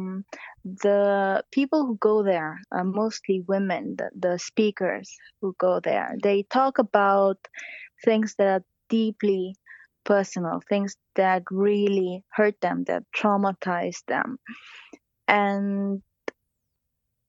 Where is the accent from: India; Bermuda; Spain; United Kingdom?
Spain; Barcelona, Catalonia; now in Japan; I'm half Japanese, half German, although I was raised in Barcelona